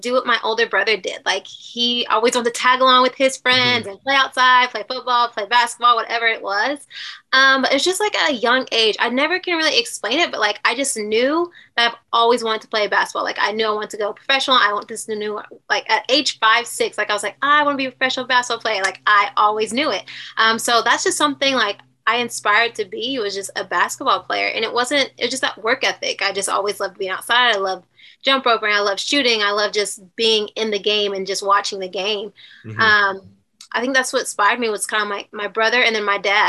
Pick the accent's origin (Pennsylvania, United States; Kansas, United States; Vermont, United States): Kansas, United States; Wichita; moved away; I grew up in Wichita. Born and raised.